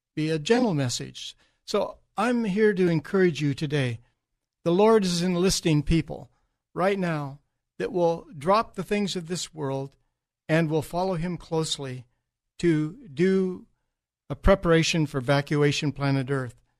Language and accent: English; United States; I'm an American